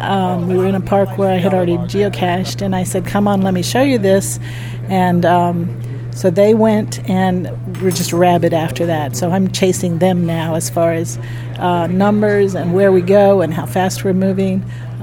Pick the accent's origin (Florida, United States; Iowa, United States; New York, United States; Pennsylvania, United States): Pennsylvania, United States; Berwyn; I'm from Berwyn, Pennsylvania.